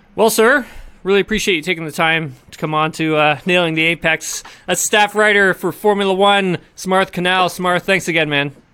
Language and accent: English; Canada; I'm from Canada